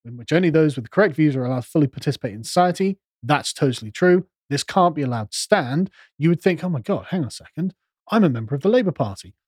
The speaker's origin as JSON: {"language": "English", "country": "United Kingdom", "said": "because we're British"}